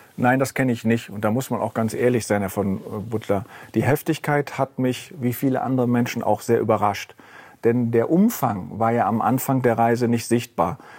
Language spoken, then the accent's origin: German; Rhineland, Germany; now in Frankfurt, Germany; als Rheinländer